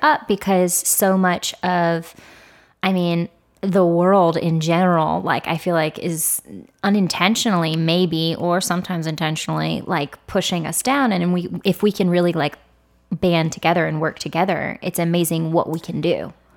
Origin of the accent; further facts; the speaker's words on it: the South, United States; I'm from the South